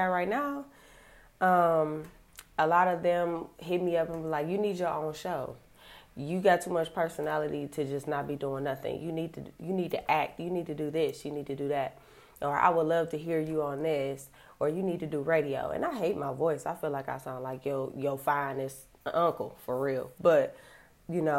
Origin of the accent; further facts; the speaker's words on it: Cleveland, Ohio, United States; I am from Cleveland, Ohio.